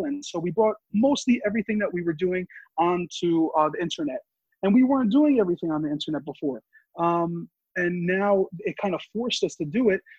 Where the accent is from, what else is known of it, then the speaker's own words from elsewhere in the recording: Yonkers, New York, United States; I grew up in Yonkers